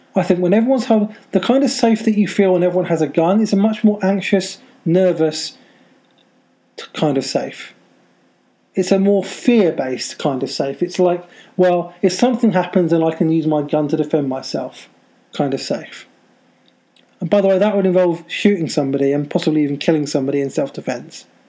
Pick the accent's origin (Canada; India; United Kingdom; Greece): United Kingdom; I'm a Brit and I live in the UK and near London.